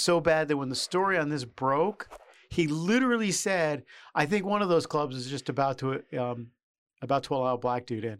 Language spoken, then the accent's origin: English; United States; also born or lived in New York; now in Washington, United States; being Irish and Catholic in New York and D C, um, I grew up with a lot of, um, cops